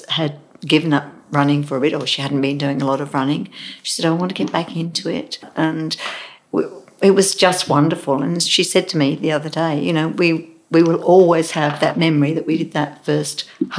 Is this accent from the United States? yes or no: no; Derby, East Midlands, United Kingdom; Being English, a lot of people don't swim, but my father sort of threw us in and said, "Swim." We lived in Derby, where Matlock Bath is around, and we'd go up there.